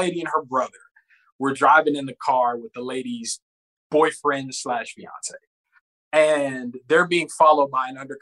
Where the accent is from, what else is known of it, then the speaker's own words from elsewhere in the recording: the South, United States; moved away; I'm from the South